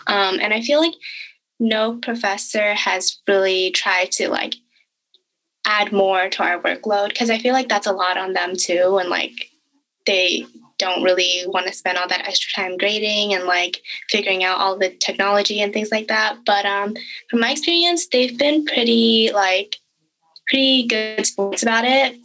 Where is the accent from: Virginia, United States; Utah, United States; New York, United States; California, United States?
California, United States; the Bay Area; I am from the Bay Area